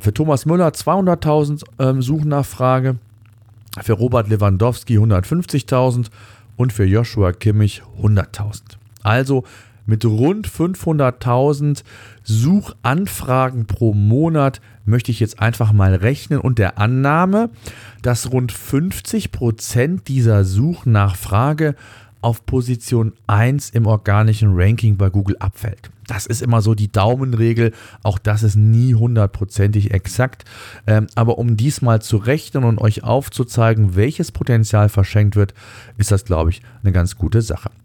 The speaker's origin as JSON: {"language": "German", "country": "Germany", "said": "hier bei uns in Deutschland"}